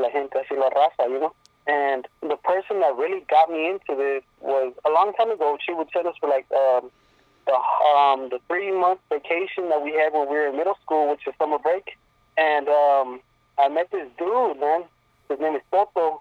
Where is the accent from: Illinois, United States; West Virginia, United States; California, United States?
California, United States; Lancaster; English is a second language; also born or lived in Berumbo, Guanajuato, Mexico; I'm from Lancaster, California